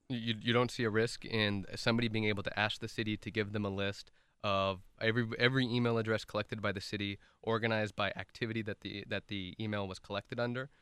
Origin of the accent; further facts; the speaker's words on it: Irvine, California, United States; also born or lived in Santa Barbara / Washington, D.C.; who actually grew up here in the city of Irvine. I moved here when I was about one years old